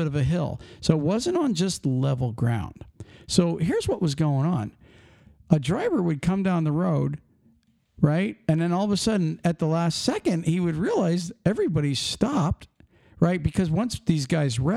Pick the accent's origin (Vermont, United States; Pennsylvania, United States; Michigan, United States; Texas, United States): Pennsylvania, United States; I'm from Pennsylvania